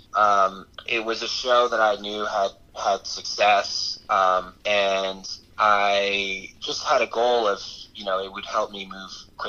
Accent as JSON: {"language": "English", "town": "Albany", "region": "New York", "country": "United States", "also_born_or_lived": "Los Angeles", "moved": "as an adult", "said": "I'm from Albany area"}